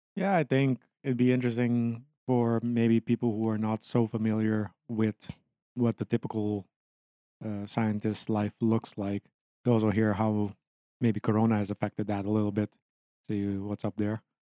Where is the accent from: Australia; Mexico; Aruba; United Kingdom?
Aruba; moved away as an adult; also born or lived in Leiden, Netherlands; now in Netherlands; where my weird accent is coming from, it's because I'm from Aruba. I came to the Netherlands to do my bachelor and master's